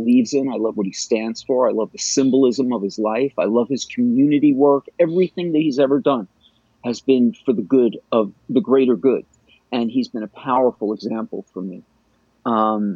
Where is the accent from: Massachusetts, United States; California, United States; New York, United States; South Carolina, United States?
New York, United States; New York City; I was raised Jewish in Bayside, Queens